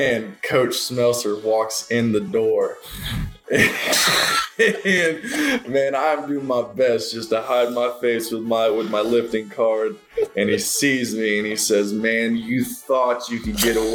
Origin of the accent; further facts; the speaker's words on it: Edmond, Oklahoma, United States; I grew up in Edmond pretty much all my life, other than 2 years whenever I was a kid